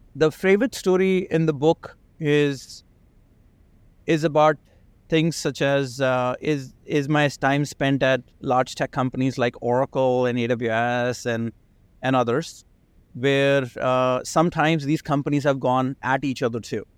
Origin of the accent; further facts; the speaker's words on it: India; now in United States; I, I grew up in India. I spent, like, half of my life in India, half in, in the, in the States.